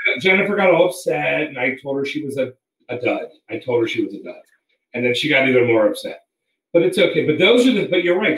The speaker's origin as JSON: {"language": "English", "town": "Potomac", "region": "Maryland", "country": "United States", "tie": "born or raised there", "also_born_or_lived": "Boston / Washington, D.C.", "moved": "as an adult", "lives_now": "Las Vegas, United States", "said": "I grew up in Potomac"}